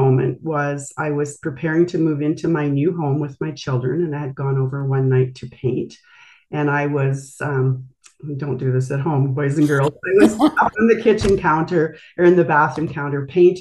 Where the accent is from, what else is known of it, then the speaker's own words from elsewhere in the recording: Brandon, Manitoba, Canada; I grew up actually in Brandon, Manitoba, and have spent my life in Canada